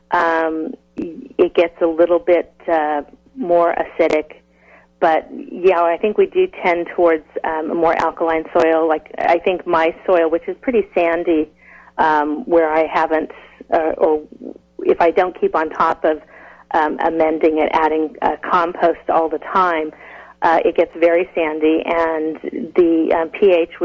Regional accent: California, United States; also born or lived in Los Angeles; I actually am still living in my hometown

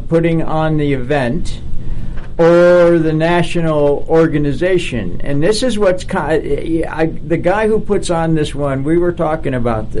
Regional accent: Buffalo, New York, United States; Growing up in Buffalo

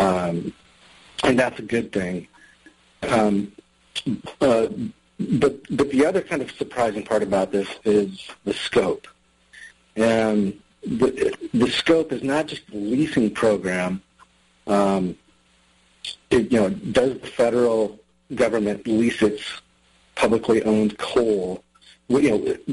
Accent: Wyoming, United States; I come from Wyoming, where I've reported on the energy industry for more than 16 years

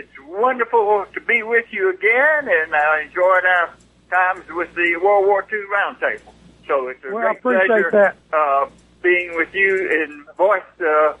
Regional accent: Warm Springs, Georgia, United States; accent: Georgia twang; I grew up in Warm Springs, Georgia, and lived on the polio foundation that FDR created.

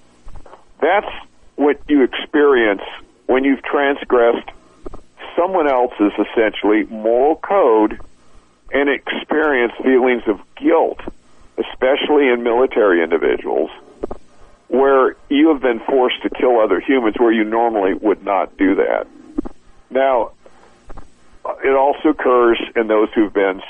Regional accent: United States

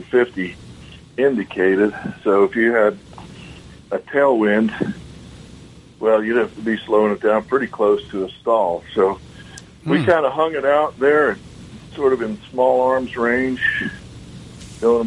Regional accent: Long Island, New York, United States; I grew up on Long Island

